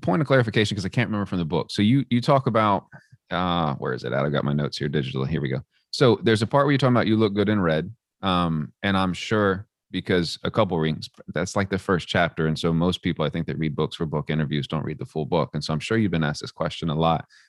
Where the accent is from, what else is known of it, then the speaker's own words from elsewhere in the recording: Texas, United States; the community I grew up in Texas